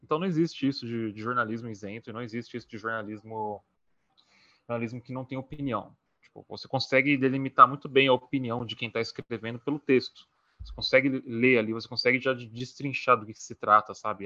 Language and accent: Portuguese; São Paulo, Brazil; sou de São Paulo, SP